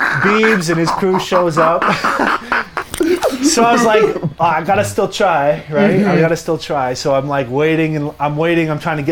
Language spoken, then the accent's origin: English; Ontario, Canada; And I grew up less than an hour from where he grew up.